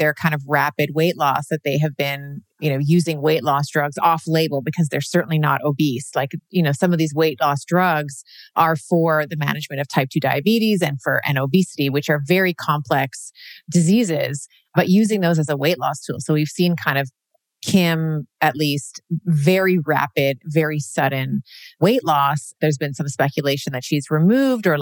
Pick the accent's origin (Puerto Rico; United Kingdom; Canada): Canada; born in Canada. So, you know, Canada's my country of birth